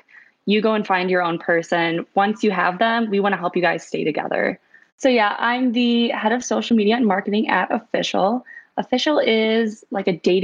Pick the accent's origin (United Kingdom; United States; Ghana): United States; Milwaukee, Wisconsin; moved away as an adult; also born or lived in Cincinnati; I'm originally from Wisconsin. I grew up in the Milwaukee suburbs